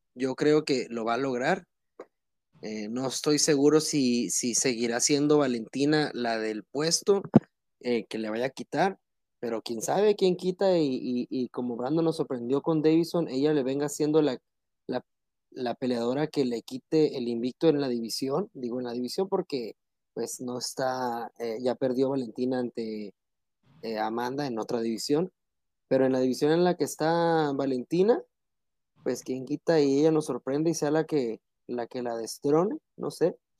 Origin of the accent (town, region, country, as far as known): Mexico